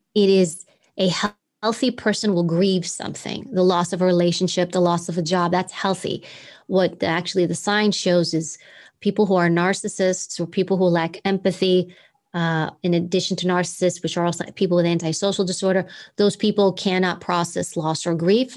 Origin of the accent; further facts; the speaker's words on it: New York City, New York, United States; accent: New York accent; I grew up in Queens. So we all talk like we're from Queens